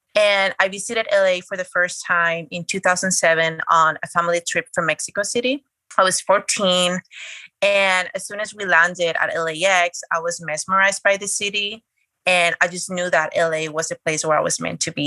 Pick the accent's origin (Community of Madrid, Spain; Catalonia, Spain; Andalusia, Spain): Community of Madrid, Spain; Madrid; moved away as an adult; also born or lived in New York City; now in Los Angeles, United States; I'm originally from Spain. I grew up in Madrid. I was born in New York City